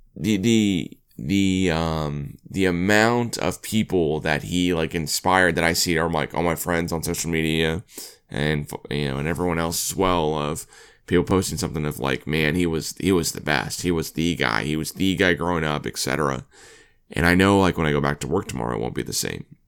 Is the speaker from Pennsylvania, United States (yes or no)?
no; Oklahoma, United States; growing up in Oklahoma